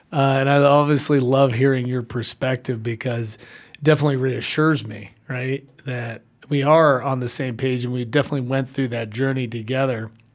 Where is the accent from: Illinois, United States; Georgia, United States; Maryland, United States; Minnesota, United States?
Georgia, United States; Atlanta; also born or lived in Puerto Rico; I was born in Puerto Rico, raised in Atlanta, hot Atlanta